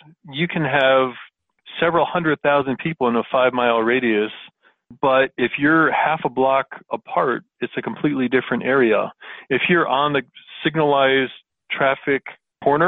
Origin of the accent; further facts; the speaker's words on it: Florida, United States; now in Colorado, United States; I was born and raised in Florida